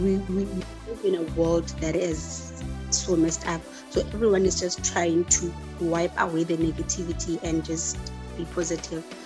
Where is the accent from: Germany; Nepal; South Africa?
South Africa; Limpopo; now in Pretoria, South Africa; I'm from Limpopo, but I'm currently in Pretoria